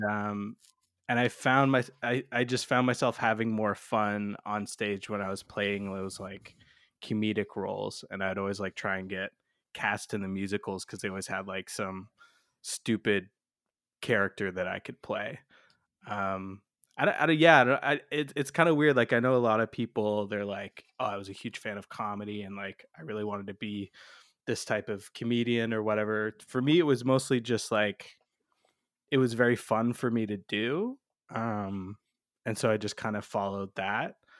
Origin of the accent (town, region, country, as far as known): London, Ontario, Canada; born or raised there; also born or lived in Toronto